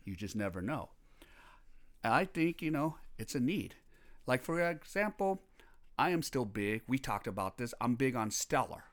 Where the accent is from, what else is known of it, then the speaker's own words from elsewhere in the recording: Los Angeles, California, United States; moved away as an adult; now in South Korea; I am from Los Angeles, California, and I'm currently here residing in Korea for the past two and a half years